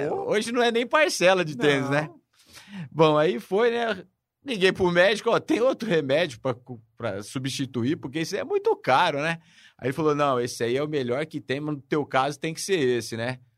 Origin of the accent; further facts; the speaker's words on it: São Paulo, Brazil; now in Ribeirão Preto, Brazil; Eu moro em Ribeirão Preto há 46 anos. Eu sou de São Paulo, nascido lá.